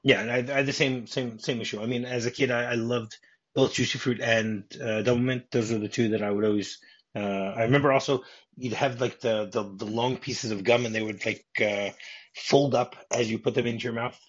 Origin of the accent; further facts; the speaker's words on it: New Jersey, United States; I grew up in New Jersey